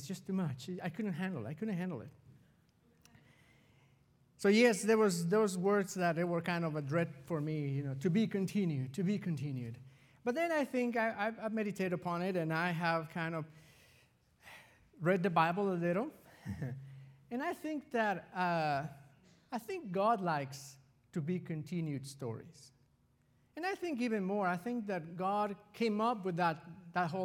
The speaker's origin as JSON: {"language": "English", "country": "Mexico", "tie": "born or raised there", "moved": "yes", "said": "I was raised in Mexico"}